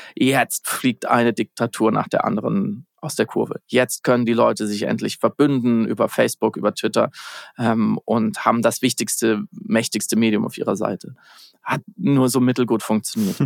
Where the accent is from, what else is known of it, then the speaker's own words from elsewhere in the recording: West Germany, Germany; Ich bin ja Westdeutscher.